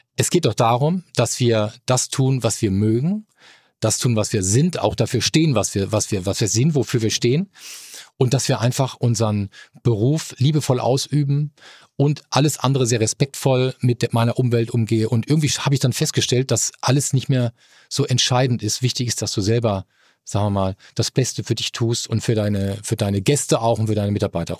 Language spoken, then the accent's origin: German; Mannheim, Baden-Württemberg, Germany; now in Hamburg, Germany; Ich komme aus Mannheim, bin Kurpfälzer, äh, bin in der Neckarstadt aufgewachsen